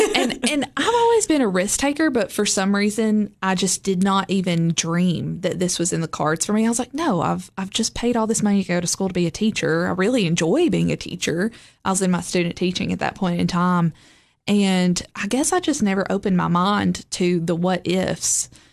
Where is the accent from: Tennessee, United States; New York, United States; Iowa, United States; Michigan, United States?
Tennessee, United States; Lebanon; also born or lived in Gordonsville, Smith County, Tennessee / Cookeville, Tennessee; I grew up in Lebanon, Tennessee, which is just, like, forty-five minutes from here. Um, also kind of half grew up in Smith County as well in the Gordonsville area.